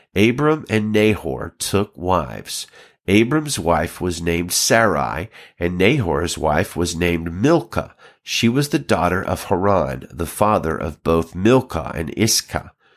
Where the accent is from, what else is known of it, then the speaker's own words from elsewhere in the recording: Alabama, United States; now in California, United States; I'm pastoring in California right now, but I grew up in Alabama